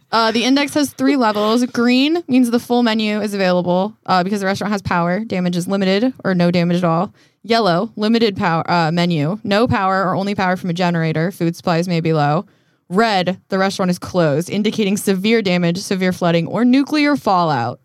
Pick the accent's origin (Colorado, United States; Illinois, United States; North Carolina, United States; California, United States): Colorado, United States; also born or lived in Canada; now in Los Angeles, United States; I grew up in Colorado